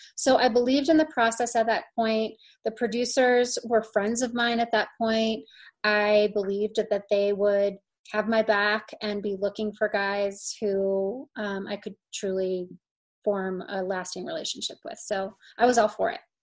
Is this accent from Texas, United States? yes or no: no; St. Louis, Missouri, United States; moved away as an adult; also born or lived in Indianapolis, Indiana / Miami, Florida / Los Angeles, California; now in Colorado, United States; my very first memory is actually moving to St. Louis. So um, I was raised in St. Louis.